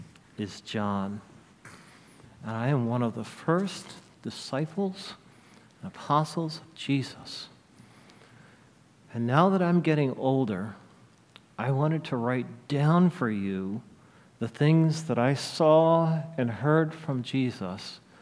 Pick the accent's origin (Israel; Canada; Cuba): Israel; When I was a little boy growing up in Israel, me and all the boys and girls in my neighborhood played Moses.